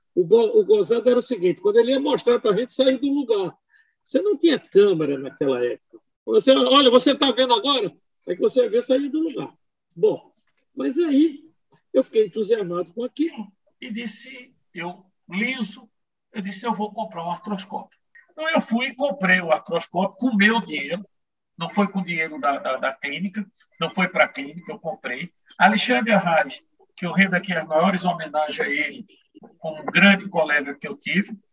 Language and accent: Portuguese; Vitória de Santo Antão, Pernambuco, Brazil; Eu sou de Vitória de Santo Antônio, nasci lá.